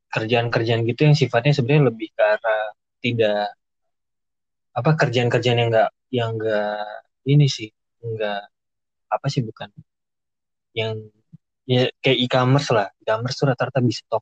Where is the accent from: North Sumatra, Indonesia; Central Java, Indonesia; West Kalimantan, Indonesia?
North Sumatra, Indonesia; Medan; gue nih kebetulan dari Medan terus dia sekarang kerja di Jakarta